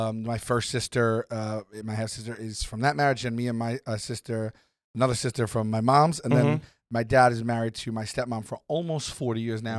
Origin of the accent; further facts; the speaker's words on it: New York City, New York, United States; I grew up on Staten Island